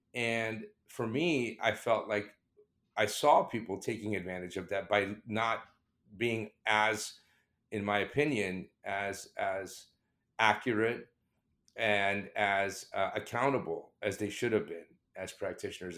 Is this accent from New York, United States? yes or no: no; South Florida, United States; accent: British; also born or lived in England; I immigrated from, from England to the United States in the seventies. And at that time, you know, uh, uh, somebody of my background being, I'm Indian, uh, with a British accent, who came to the United States and grew up in, uh, South Florida